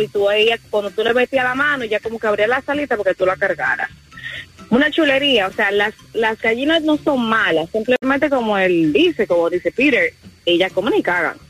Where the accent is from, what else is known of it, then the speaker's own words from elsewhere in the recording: Dominican Republic; Yo soy dominicana